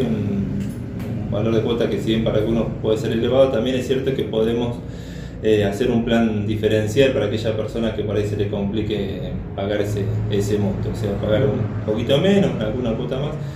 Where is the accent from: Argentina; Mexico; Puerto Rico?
Argentina; Carhué, Buenos Aires Province; yo soy soy de Carué, provincia de Buenos Aires